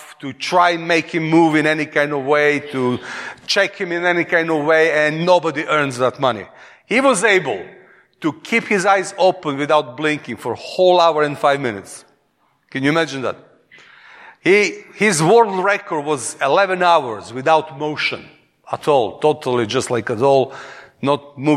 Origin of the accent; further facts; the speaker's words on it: Serbia; accent: Eastern European; English is a second language; moved away as an adult; now in England; from Serbia